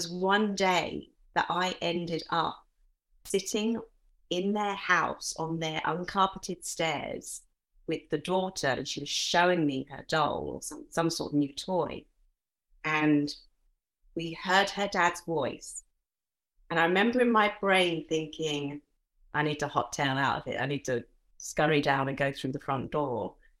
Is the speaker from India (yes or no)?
no; Nigeria; born there; I was born in Africa. So my dad is English. He always joked that he was just plain old Anglo-Saxon.